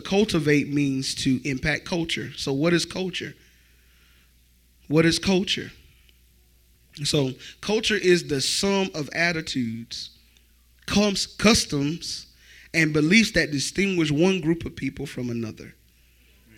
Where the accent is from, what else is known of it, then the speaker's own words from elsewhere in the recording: Florence, United States; I grew up in Florence, so I'm surrounded by the culture of Florence